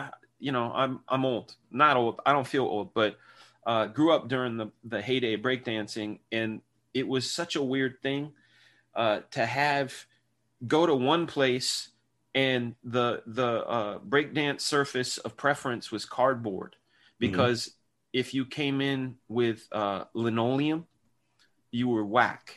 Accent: Martinez, California, United States; I grew up in Martinez, which is only a couple hours from Sacktown

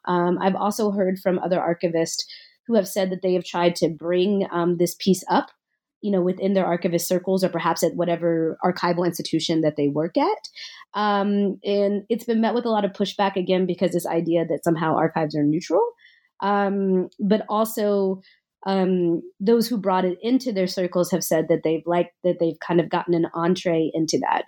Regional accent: Nashville, Tennessee, United States; I grew up in Nashville, Tennessee

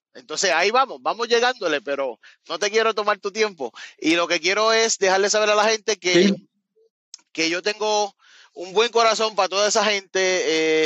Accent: Cabo Rojo, Puerto Rico; moved away as an adult; also born or lived in Miami, Florida / West Palm Beach, Florida; now in Florida, United States; yo soy de Cabo Rojo, de un área, no tiene que ver nada con San Juan

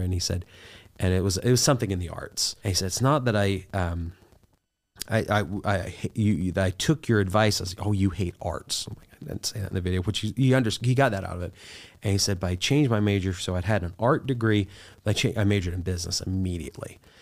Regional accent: Southern Ohio, United States; I'm from Southern Ohio, grew up poor

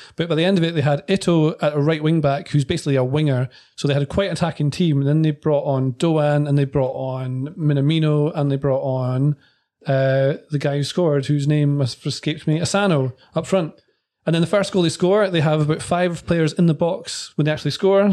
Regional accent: Scotland, United Kingdom; when I grew up playing football in Scotland

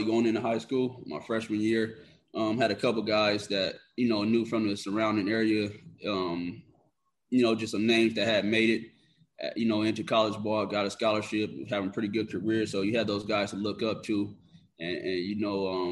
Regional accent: Downey, California, United States; moved away as an adult; also born or lived in Long Beach, California; now in Canada; I was born in Long Beach, California, and okay. Pretty much raised in Downey

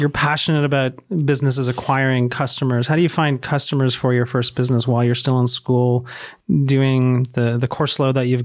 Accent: San Antonio, Texas, United States; I grew up on a cattle ranch just outside San Antonio, Texas.

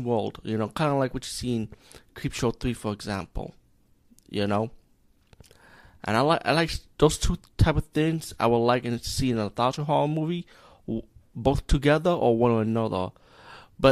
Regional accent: India; as being Indian

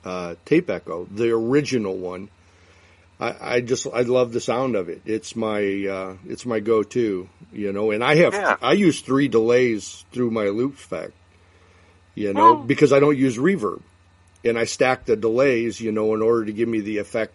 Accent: Chicago, Illinois, United States; I'm in the Chicago area.

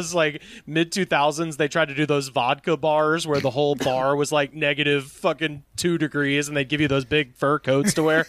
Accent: Alabama, United States; in my hometown, in a town in Alabama of like 50,000 people.

